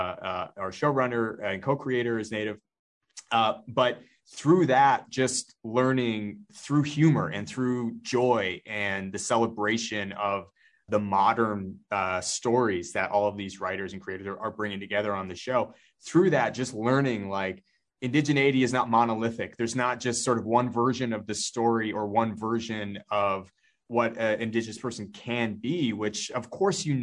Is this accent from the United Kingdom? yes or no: no; Northwest Territories, Canada; moved away; I'm from the Northwest Territories in Canada.